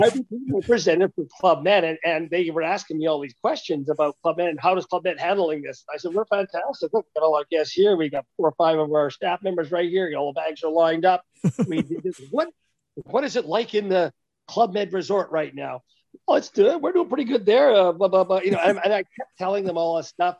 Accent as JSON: {"language": "English", "country": "Canada", "said": "as a Canadian"}